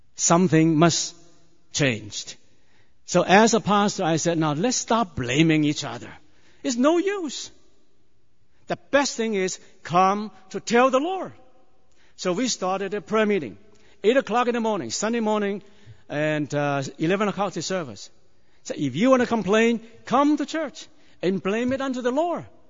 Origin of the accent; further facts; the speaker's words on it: China; moved away; I was born in China many years ago